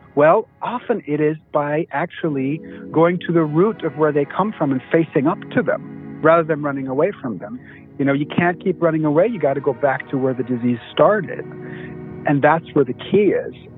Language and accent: English; Germany; moved away; I'm from Germany.